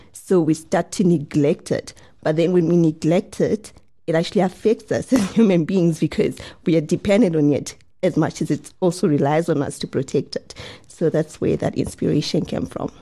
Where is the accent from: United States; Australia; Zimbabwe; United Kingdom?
Zimbabwe; also born or lived in South Africa; I'm from Zimbabwe and my parents, he w, were working in South Africa. So I used to, you know, migrate from Zimbabwe to South Africa a lot of times